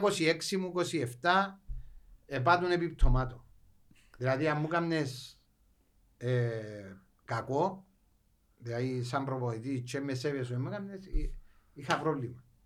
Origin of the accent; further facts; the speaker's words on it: Limassol, Limassol District, Cyprus; εμείς που είμαστε λεμεσιανοί